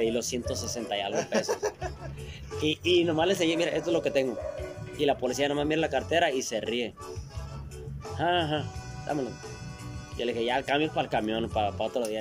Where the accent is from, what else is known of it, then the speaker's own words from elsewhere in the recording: Culiacán, Sinaloa, Mexico; no somos de aquí, somos de Culiacán